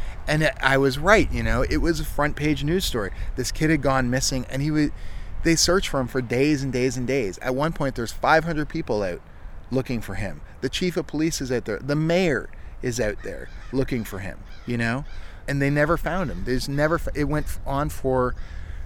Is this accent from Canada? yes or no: yes; Ontario, Canada; now in Halifax, Canada; I grew up in Ontario where that sort of thing's real common